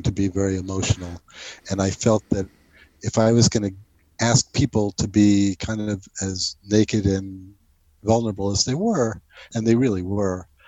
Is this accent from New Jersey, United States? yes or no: yes; New Jersey, United States; moved away as an adult; also born or lived in New York; I grew up in New Jersey and moved to New York to go to college